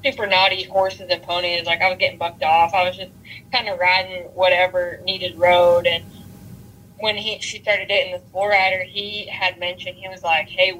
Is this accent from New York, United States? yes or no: no; North Carolina, United States; moved away as an adult; now in Texas, United States; I'm originally from North Carolina, and I am a female bull rider.